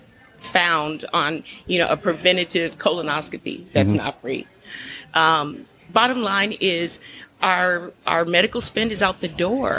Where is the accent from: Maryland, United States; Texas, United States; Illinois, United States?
Texas, United States; San Antonio; I was born and raised in San Antonio, so I grew up with military folks